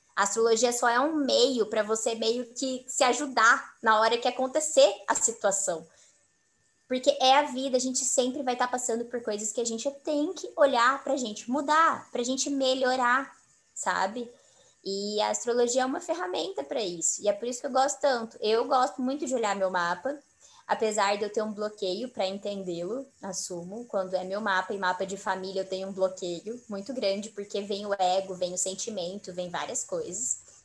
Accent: Mato Grosso do Sul, Brazil; eu sou de Mato Grosso do Sul

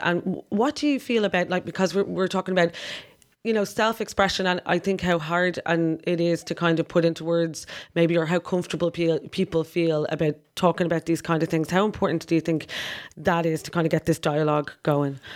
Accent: Ireland; we're Irish

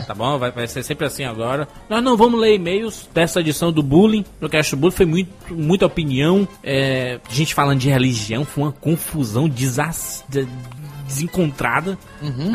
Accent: Ceará, Brazil; eu sou cearense

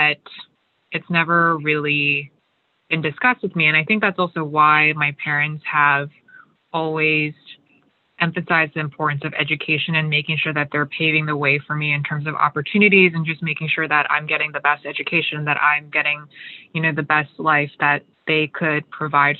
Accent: Hawaii, United States; moved away as an adult; also born or lived in Philadelphia / New York; I was born here in Hawaii and grew up here

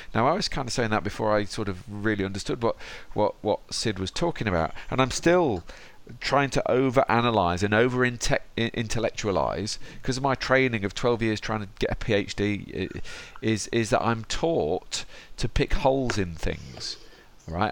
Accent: Derby, East Midlands, United Kingdom; my hometown of Derby

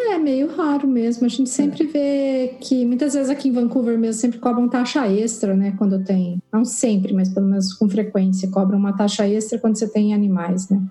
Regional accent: Curitiba, Paraná, Brazil; also born or lived in São José; now in Toronto, Canada; eu sou de Curitiba, eu morava em São José

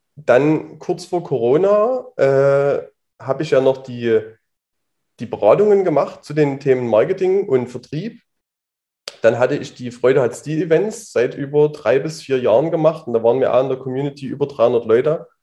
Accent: Leipzig, Saxony, Germany; bin aus Leipzig, bin jetzt 30 Jahre alt und sitze hier auch gerade noch in Leipzig.

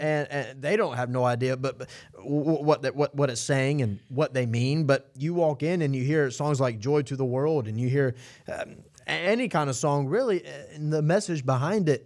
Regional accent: Atlanta, Georgia, United States; I'm from Atlanta

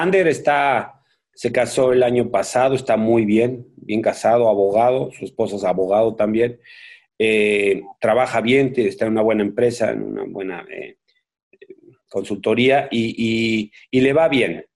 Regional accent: Mexico; moved away; soy un mexicano, mis hijos viven en México, mis hermanos viven en México

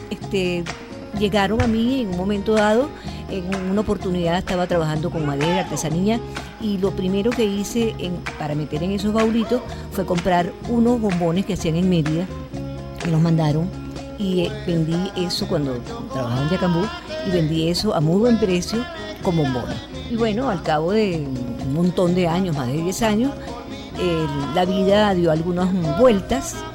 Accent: Caracas, Capital District, Venezuela; Yo viví, yo soy caraqueña, viví en el Valle y en el Valle quedaba la fábrica La Savoy ...mi mamá trabajó en la sabor.

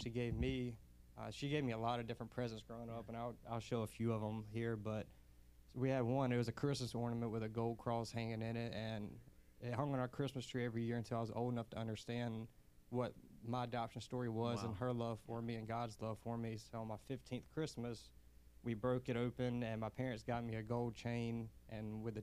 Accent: Newberry, South Carolina, United States; moved away as an adult; now in Irmo, United States; the church I grew up in Newberry

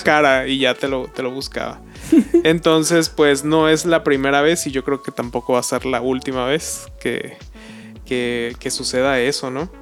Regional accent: Mexico

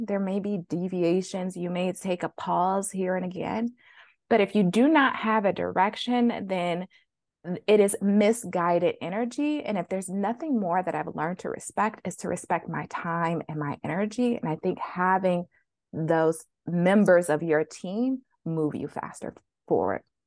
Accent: Flint, Michigan, United States; growing up in Flint, Michigan

